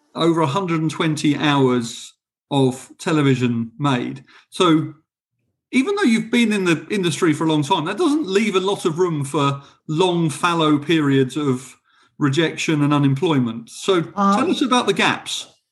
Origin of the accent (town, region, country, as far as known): England, United Kingdom